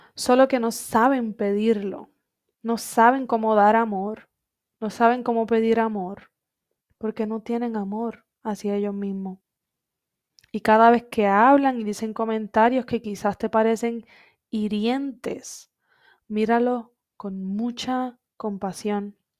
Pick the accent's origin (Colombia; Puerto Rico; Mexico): Puerto Rico; Coamo; moved away as an adult; Cuando yo me fui de Puerto Rico en el 2016, para mí, Coamo, mi pueblito querido